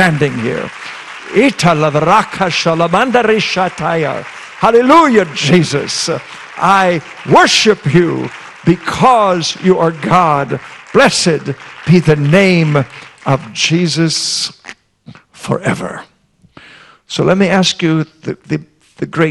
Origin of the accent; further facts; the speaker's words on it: Iowa, United States; I grew up in Iowa